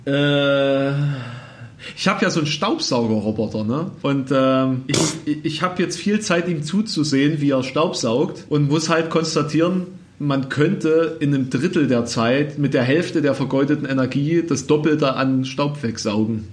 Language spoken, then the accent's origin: German; Thuringia, Germany; accent: Thüringisch; du als, als Ossi wirklich diskriminiert wirst mit deiner Sprache